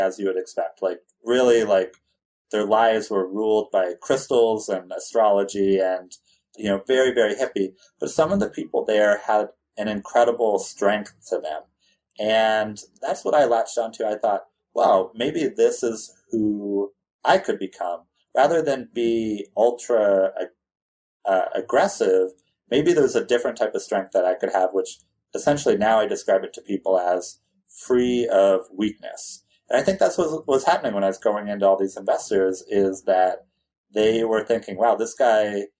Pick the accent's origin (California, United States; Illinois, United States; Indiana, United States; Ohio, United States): California, United States; I grew up in California.